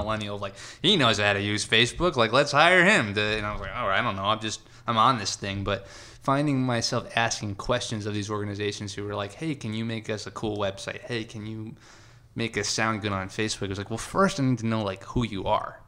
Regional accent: Long Island, New York, United States; moved away as an adult; also born or lived in California; I loved growing up in New York.

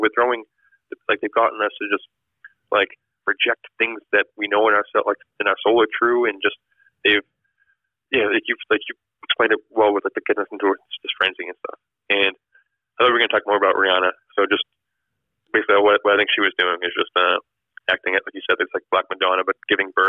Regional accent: Massachusetts, United States; I grew up in Massachusetts

